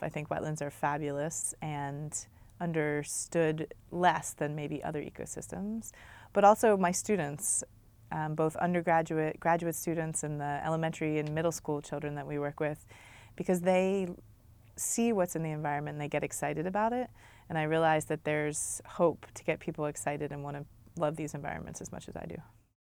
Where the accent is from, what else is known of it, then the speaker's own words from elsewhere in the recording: Maryland, United States; moved away as an adult; also born or lived in Massachusetts; now in Long Beach, United States; I grew up in Maryland, which is dominated by the Chesapeake Bay